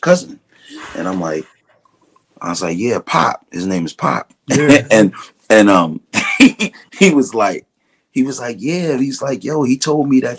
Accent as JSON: {"language": "English", "town": "New York City", "region": "New York", "country": "United States", "said": "I'm from Brooklyn"}